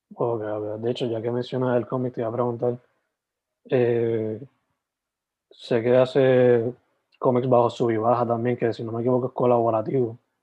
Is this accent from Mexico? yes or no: no; Sabana Grande, Puerto Rico; Yo soy original de Sabana Grande, San Germán.